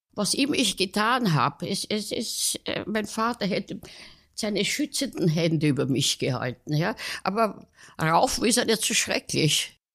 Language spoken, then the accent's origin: German; Vienna, Austria; ich bin in Kaisermühlen aufgewachsen